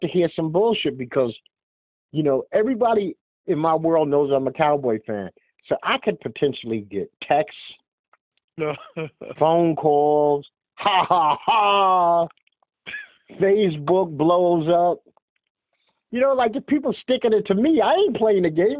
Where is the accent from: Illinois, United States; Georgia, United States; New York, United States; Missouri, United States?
New York, United States; New York City; being born and raised in Brooklyn?